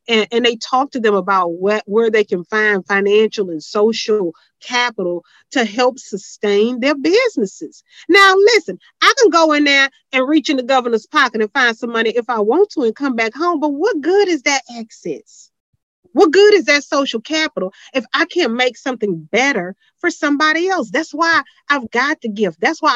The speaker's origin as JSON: {"language": "English", "town": "Houston", "region": "Texas", "country": "United States", "said": "I'm from Houston"}